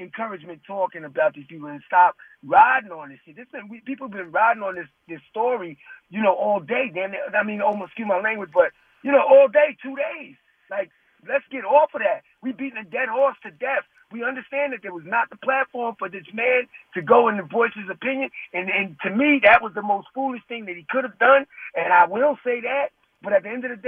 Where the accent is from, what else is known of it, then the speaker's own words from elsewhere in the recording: Huntington, New York, United States; I was born in Huntington Hospital. Right there in the village of Huntington